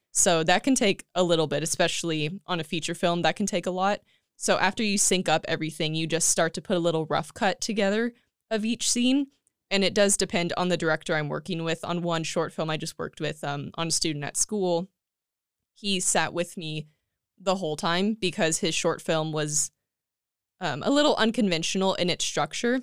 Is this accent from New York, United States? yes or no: no; Tulare, California, United States; moved away as an adult; now in Escondido, United States; I was born and raised in Tulare, California